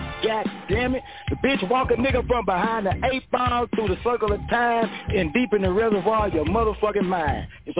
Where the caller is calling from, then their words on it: Memphis, Tennessee, United States; This your … calling from Memphis, Tennessee.